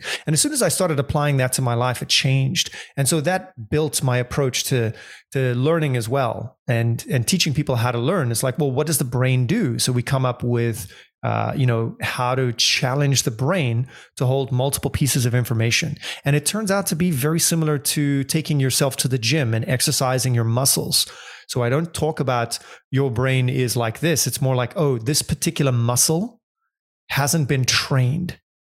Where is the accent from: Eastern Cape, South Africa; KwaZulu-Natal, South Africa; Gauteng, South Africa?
Gauteng, South Africa; Johannesburg; moved away as an adult; also born or lived in London / Argentina / Indonesia; I grew up in South Africa in Johannesburg